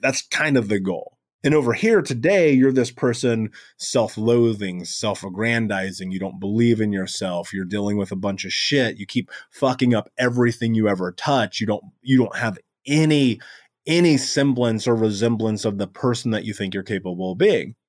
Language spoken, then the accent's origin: English; Indianapolis, Indiana, United States; I grew up in America, in Indianapolis, in the greatest country in the world.